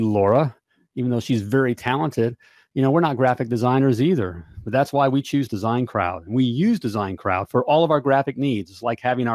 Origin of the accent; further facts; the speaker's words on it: Winter Park, Florida, United States; I grew up in Winter Park, Florida